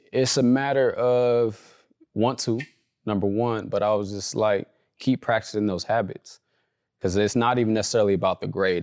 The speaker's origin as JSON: {"language": "English", "town": "Compton", "region": "California", "country": "United States", "tie": "born or raised there", "also_born_or_lived": "Orange County, California", "said": "I grew up in Compton, California. Uh, as I was getting older, we started moving to, like, the Orange County area."}